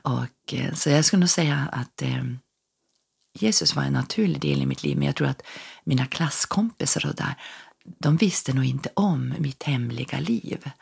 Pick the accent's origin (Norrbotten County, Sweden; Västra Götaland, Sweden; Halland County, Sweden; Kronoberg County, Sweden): Norrbotten County, Sweden; Norrfjärden; also born or lived in Ås, Örnsköldsvik / Lindesberg; now in Örnsköldsvik, Sweden; bor i Ås i Örnsköldsvik men är född och uppvuxen i Norrbotten, i Norrfjärden utanför Piteå